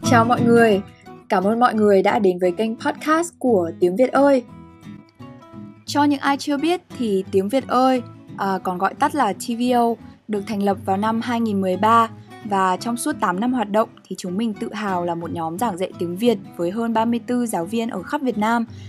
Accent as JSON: {"language": "Vietnamese", "region": "Hanoi", "country": "Vietnam", "tie": "born or raised there", "said": "những người Việt sinh ra và lớn lên ở Việt Nam hay cụ thể hơn là hai người con Hà Nội"}